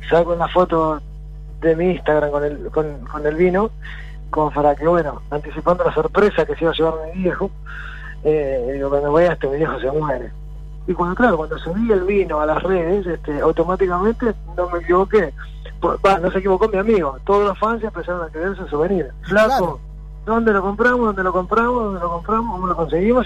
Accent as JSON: {"language": "Spanish", "country": "Argentina", "said": "somos argentinos, orgullosos de ser argentinos"}